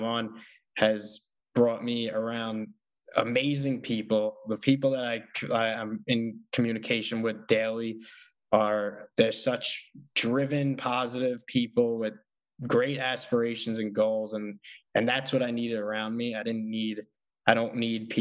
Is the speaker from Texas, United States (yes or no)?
no; New York City, New York, United States; I'm from Staten Island, so it's small